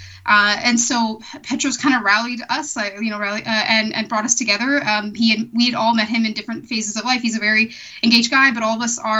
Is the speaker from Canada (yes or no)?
yes; Canada; also born or lived in Eritrea / Calgary; my family and I came to Canada when I was a toddler from Eritrea